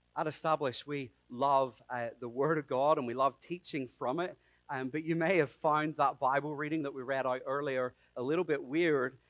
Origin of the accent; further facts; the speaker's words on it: Ireland; I'm Irish.